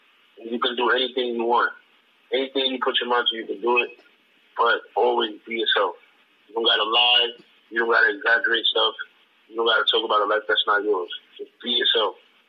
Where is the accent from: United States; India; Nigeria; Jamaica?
Jamaica; Like, I'm Jamaican, right? So, like, I'm Jamaican and I got Spanish songs.